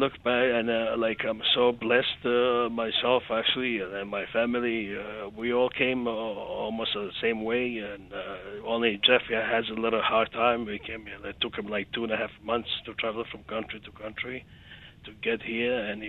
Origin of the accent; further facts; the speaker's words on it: Montenegro; moved away; Well, since we're coming from Montenegro, former